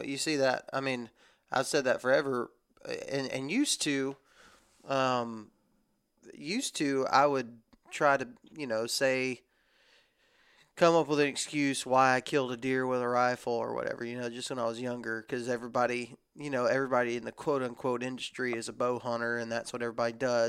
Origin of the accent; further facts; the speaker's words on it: Texas, United States; now in Alabama, United States; This is just how I was raised in the South. I was raised in Texas, and our rifle season is long. And then I moved to Alabama.